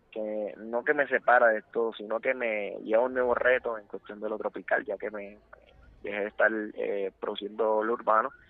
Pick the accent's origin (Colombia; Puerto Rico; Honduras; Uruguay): Puerto Rico; lo que está ocurriendo en mi país, Puerto Rico